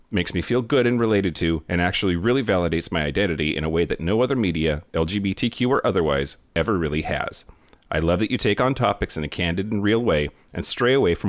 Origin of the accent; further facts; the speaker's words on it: California, United States; the blue state of California, and then went to a very liberal college campus in Santa Barbara. In my hometown, I always felt too gay